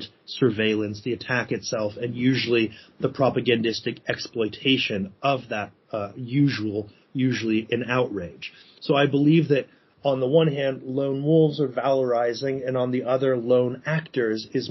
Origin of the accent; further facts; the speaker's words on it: United States; accent: American; You can probably hear from my accent that I'm an American.